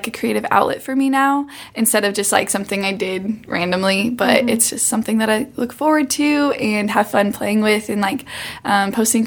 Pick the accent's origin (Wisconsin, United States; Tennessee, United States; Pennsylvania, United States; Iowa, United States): Iowa, United States; Panora; moved away as an adult; now in Columbia, Missouri, United States; I'm from Iowa, a small town in Iowa.